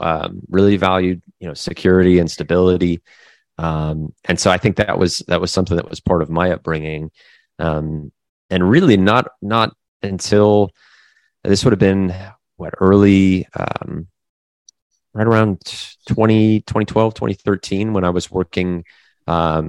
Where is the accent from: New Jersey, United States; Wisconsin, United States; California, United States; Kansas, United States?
Kansas, United States; Derby; moved away as an adult; also born or lived in Japan; now in Florida, United States; growing up through elementary school, middle school, and through high school in the Midwest, in Derby, Kansas, a pretty small town in the Midwest